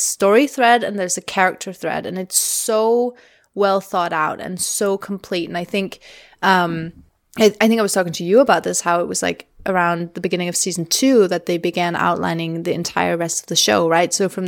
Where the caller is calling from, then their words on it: Denmark; I'm recording from Denmark.